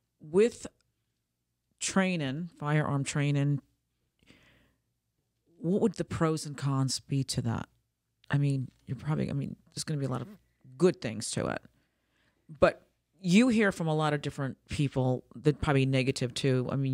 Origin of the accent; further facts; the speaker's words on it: New York, United States; because I'm in the northern state, too. I'm from New York.